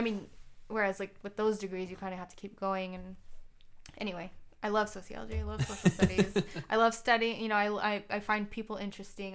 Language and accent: English; Tucson, Arizona, United States; moved away as an adult; also born or lived in Seattle / Ann Arbor, Michigan / San Diego; now in Detroit, United States; I grew up in Tucson, Arizona